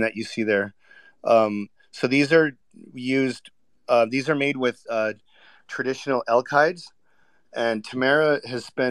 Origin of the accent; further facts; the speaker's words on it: Vancouver, British Columbia, Canada; I was born and raised in Vancouver